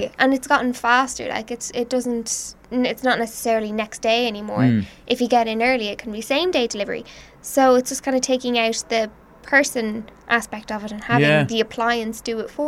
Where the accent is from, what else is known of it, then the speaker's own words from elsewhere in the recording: Ireland; We're Irish.